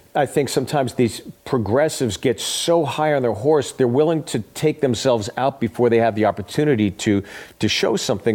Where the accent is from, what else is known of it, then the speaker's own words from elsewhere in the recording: Pittsburgh, Pennsylvania, United States; I'm from Pittsburgh.